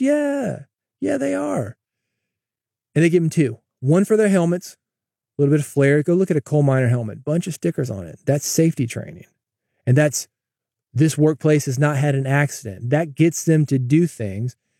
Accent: the South, United States; I'm from the South

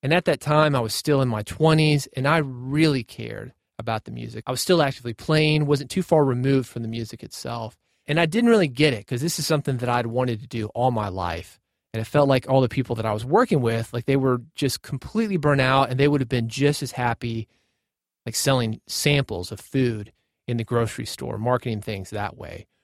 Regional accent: Nashville, Tennessee, United States; I grew up in Nashville. born in Nashville

